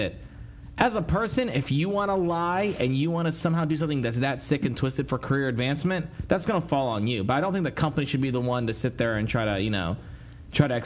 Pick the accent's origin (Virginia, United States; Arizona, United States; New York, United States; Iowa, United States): Iowa, United States; also born or lived in Tunisia; now in Washington, D.C., United States; I'm a Tunisian from Iowa.